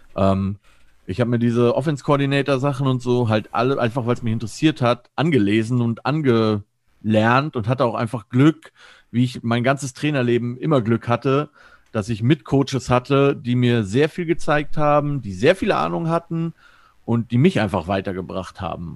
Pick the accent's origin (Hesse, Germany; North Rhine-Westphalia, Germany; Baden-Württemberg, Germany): Hesse, Germany; near Frankfurt am Main; moved away as an adult; also born or lived in Stuttgart; now in Cologne, Germany; Ich komme ursprünglich aus der Nähe äh, von Frankfurt am Main, also in Hesse